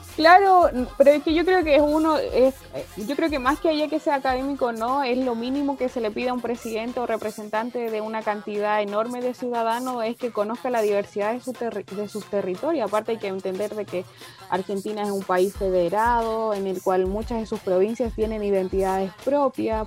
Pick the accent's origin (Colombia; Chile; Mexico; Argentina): Chile